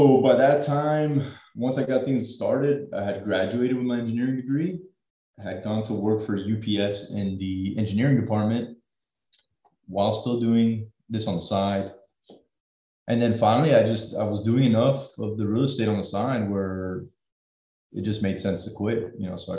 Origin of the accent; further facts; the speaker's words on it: Miami, Florida, United States; born and raised in South Florida, good old Miami